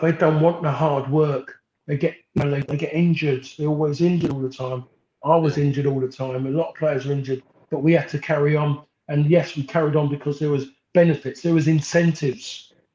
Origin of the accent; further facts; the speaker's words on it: London, United Kingdom; moved away as an adult; also born or lived in Essex / Manchester; Me being like a Londoner